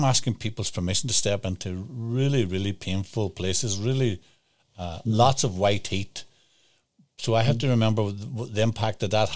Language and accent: English; Northern Ireland, United Kingdom; I grew up in Northern Ireland